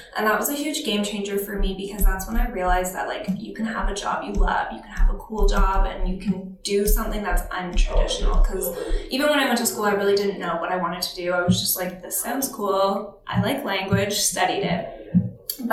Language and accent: English; Alberta, Canada; now in Toronto, Canada; Small town Alberta.